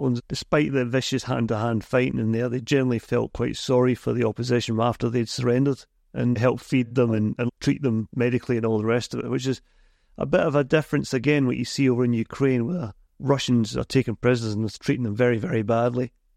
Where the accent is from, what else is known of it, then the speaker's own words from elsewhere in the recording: Scotland, United Kingdom; I'm a Scotsman